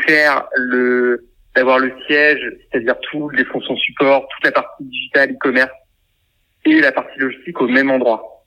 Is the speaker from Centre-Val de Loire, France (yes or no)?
yes; Orléans, Centre-Val de Loire, France; on est originaire d'Orléans